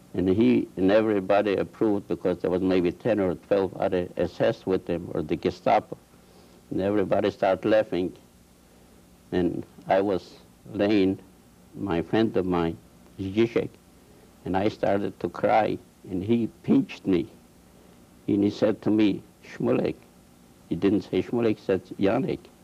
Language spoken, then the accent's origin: English; Poland; moved away; I was born in this and this village. We had a farm there. We were Jewish farmers